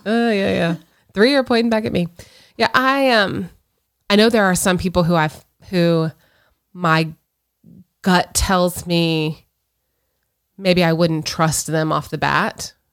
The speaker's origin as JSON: {"language": "English", "region": "Florida", "country": "United States", "tie": "born or raised there", "said": "both born and raised in Florida"}